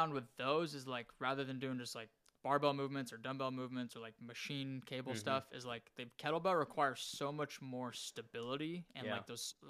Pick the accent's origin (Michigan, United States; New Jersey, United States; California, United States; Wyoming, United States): Wyoming, United States; that's right where I grew up in Wyoming.